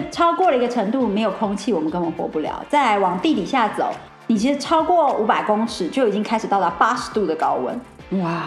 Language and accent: Chinese; Taiwan; 我觉得我们台湾人真的很可爱，我觉得我们也非常有能力，也很有创创意。